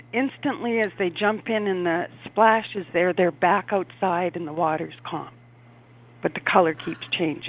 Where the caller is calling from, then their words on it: Winnipeg, Manitoba, Canada; Hi, I'm calling from up in Winnipeg, Canada.